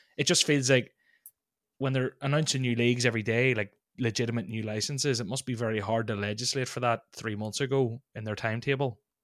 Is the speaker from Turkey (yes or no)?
no; Ireland; as an Irishman